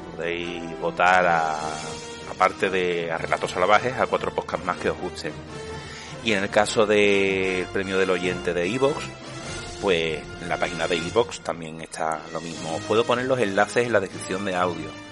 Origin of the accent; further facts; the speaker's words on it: Seville, Andalusia, Spain; yo soy un chaval de Sevilla, en Andalucía, en España, del barrio de Triana